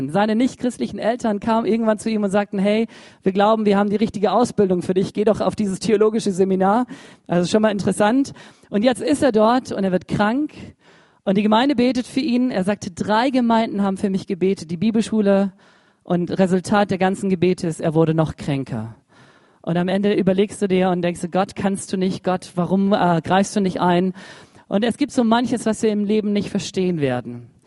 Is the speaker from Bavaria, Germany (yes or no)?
no; Baden-Württemberg, Germany; Ich dachte, ich bin Schwabe, ich schaff's auch allein.